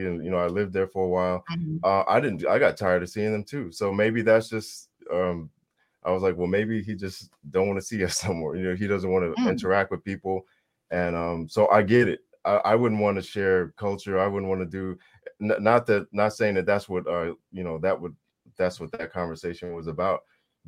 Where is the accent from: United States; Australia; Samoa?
Samoa; I'm from Samoa